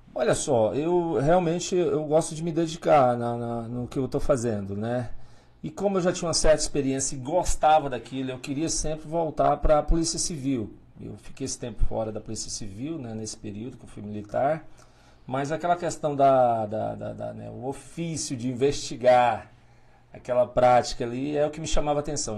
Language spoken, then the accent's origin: Portuguese; Paraíso do Tocantins, Tocantins, Brazil; moved away as an adult; also born or lived in Pium, Tocantins / Porto Nacional, Tocantins; now in Pimenta Bueno, Brazil; Depois a gente mudou para Paraíso do Norte, que agora é Paraíso do Tocantins